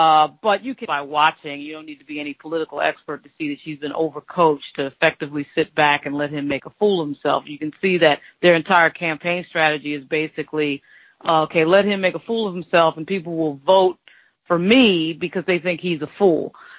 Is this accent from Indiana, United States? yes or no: no; New York, United States; I'm from New York.